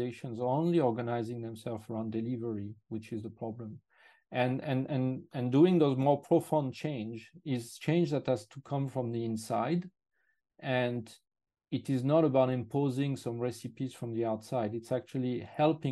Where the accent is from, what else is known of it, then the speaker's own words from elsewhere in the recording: France; English is a second language; moved away as an adult; now in United Kingdom; I'm actually originally French, and I moved to the UK a long time ago in 96. Therefore, my accent is not completely the one of a local.